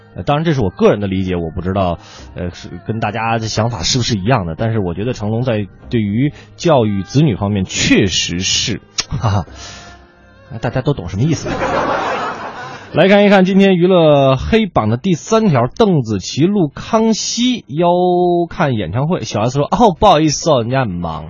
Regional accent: Beijing, China; accent: Beijing dialect; 咱们北京话

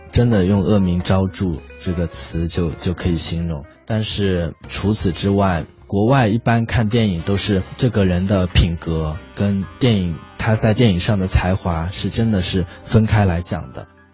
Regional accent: China; 我们中国人

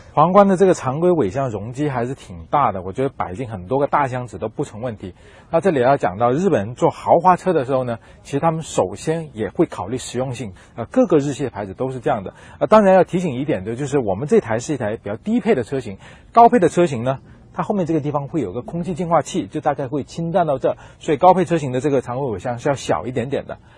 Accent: southern China, China; 和我一样在南方长大

